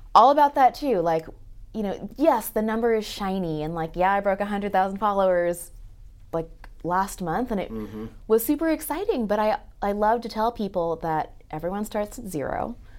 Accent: Los Angeles, California, United States; I grew up in Los Angeles where it's a pretty big melting pot.

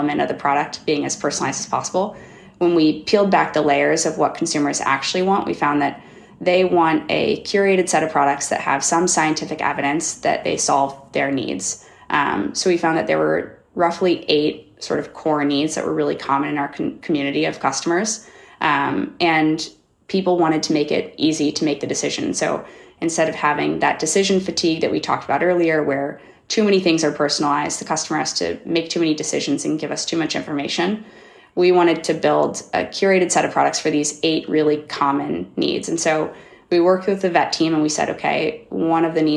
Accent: Kansas City, United States; I'm from Kansas City

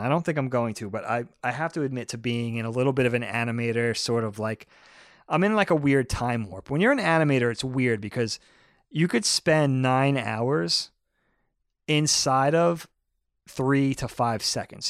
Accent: Brookhaven, New York, United States; moved away; also born or lived in Philadelphia; I grew up in Brookhaven in Troop Four.

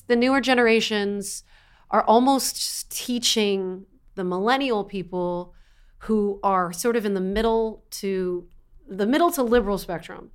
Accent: East Coast, United States; I am an Italian girl from the East Coast

